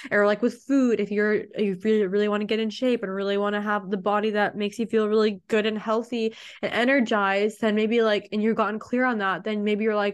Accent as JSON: {"language": "English", "country": "Mexico", "said": "I'm already from Mexico. And I was like, I'm going back to Mexico, right?"}